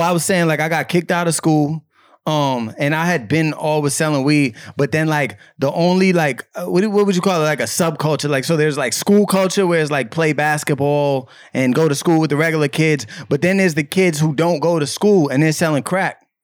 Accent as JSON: {"language": "English", "town": "Cambridge", "region": "Massachusetts", "country": "United States", "said": "I'm from Cambridge, Massachusetts"}